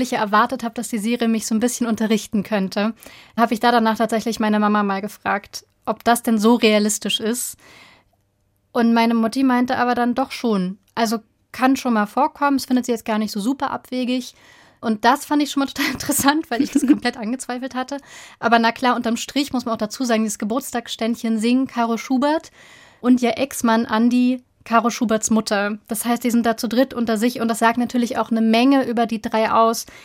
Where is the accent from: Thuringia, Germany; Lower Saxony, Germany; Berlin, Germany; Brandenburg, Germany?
Berlin, Germany; ich bin aus Berlin. Das heißt, also meine Familie kommt aus der DDR und ich selber habe zum Beispiel irgendwann mal festgestellt auch, dass ich in meiner Kindheit sowjetische Kinderbücher gelesen habe.